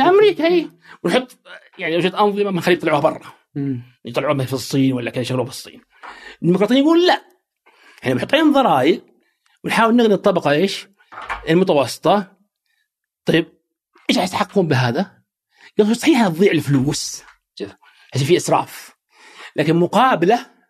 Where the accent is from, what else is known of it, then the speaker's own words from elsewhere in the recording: Saudi Arabia; also born or lived in United States; عندنا في السعوديه